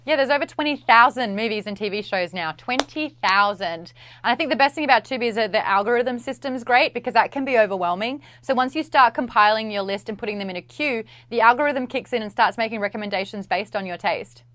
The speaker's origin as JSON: {"language": "English", "country": "Australia", "said": "I'm Australian."}